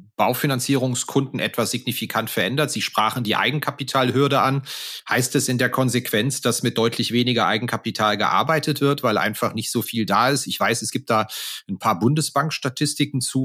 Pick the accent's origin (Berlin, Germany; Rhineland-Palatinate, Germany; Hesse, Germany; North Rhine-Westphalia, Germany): Rhineland-Palatinate, Germany; Koblenz region; Also ich komme beispielsweise aus der Region Koblenz